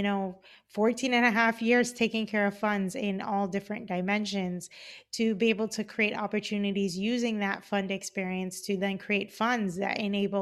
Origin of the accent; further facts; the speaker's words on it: Cayman Islands; moved away; I am originally from the Cayman Islands. I grew up in Grand Cayman.